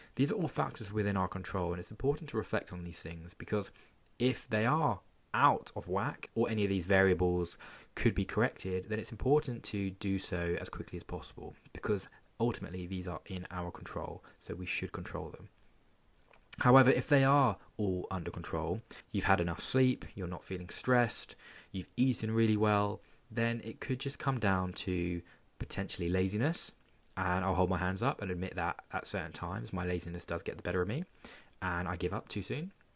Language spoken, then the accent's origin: English; Portsmouth, South East England, United Kingdom; my hometown of Portsmouth.